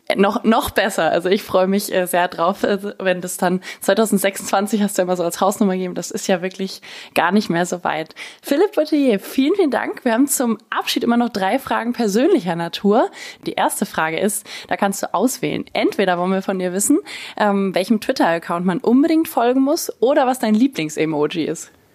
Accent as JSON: {"language": "German", "region": "Berlin", "country": "Germany", "said": "als Berliner"}